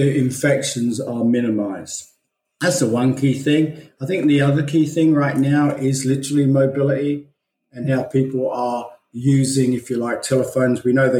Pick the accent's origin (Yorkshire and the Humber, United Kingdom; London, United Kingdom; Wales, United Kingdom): London, United Kingdom; moved away as an adult; also born or lived in Belfast / Australia; So actually my background was I was born in Belfast and kind of raised in London until I was 21 and then started traveling throughout the world, ended up in Australia in 1988.